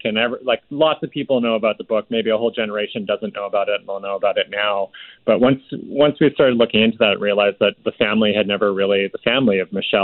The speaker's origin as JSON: {"language": "English", "town": "Victoria", "region": "British Columbia", "country": "Canada", "tie": "born or raised there", "said": "I grew up in Victoria, BC"}